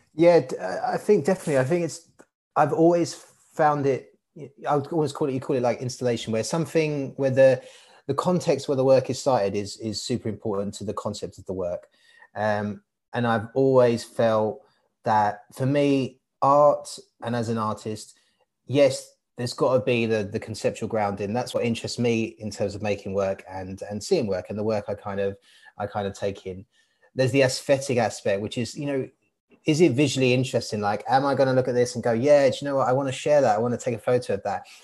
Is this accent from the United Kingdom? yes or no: yes; Hainault, London, United Kingdom; also born or lived in Barking / Walthamstow; I was born in Barking and I grew up in Hainault um, area. I currently live in Walthamstow